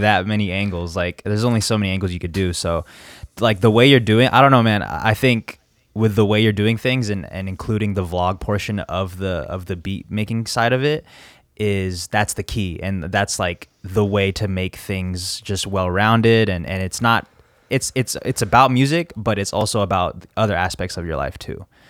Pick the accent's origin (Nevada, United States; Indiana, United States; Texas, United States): Nevada, United States; Las Vegas; also born or lived in Virginia; I was born in Virginia, uh, back in ninety-three, and then me and my parents moved to Vegas, uh, like, f, couple years after